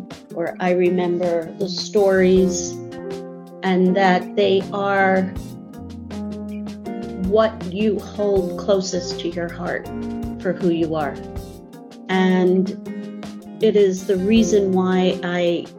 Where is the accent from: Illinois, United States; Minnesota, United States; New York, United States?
New York, United States; New York City; also born or lived in Columbus, Ohio / France / Minneapolis; I was born in New York City, stayed here through college, before college, through high school